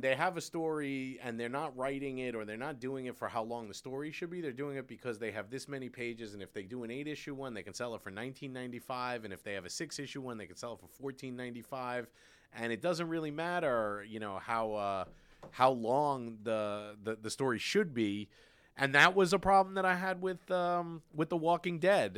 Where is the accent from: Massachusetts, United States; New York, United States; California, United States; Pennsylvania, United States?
New York, United States; New York City; I grew up in Brooklyn, you know, we had the subway